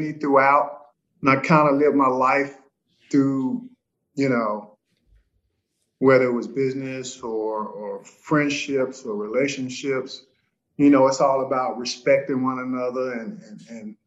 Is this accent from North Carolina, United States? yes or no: yes; Gastonia, North Carolina, United States; I grew up in Gastonia, North Carolina. We grew up ACC fans.